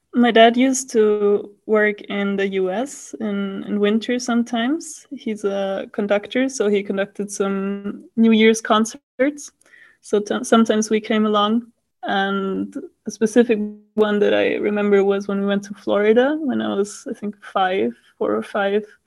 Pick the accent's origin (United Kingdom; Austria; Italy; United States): Austria; Vienna; moved away as an adult; now in Paris, France; I'm from Austria, from Vienna, and I'm currently in Paris studying digital science